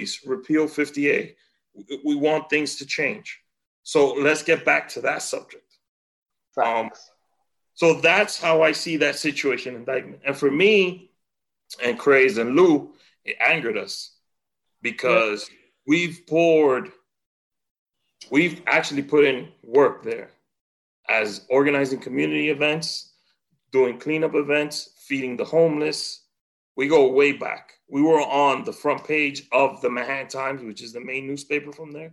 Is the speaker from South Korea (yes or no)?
no; Santiago, Dominican Republic; moved away; growing up in DR